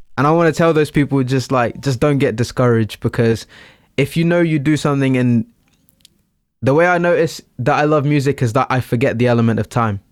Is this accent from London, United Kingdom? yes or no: no; Littlehampton, South East England, United Kingdom; I'm from Littlehampton. I am Portuguese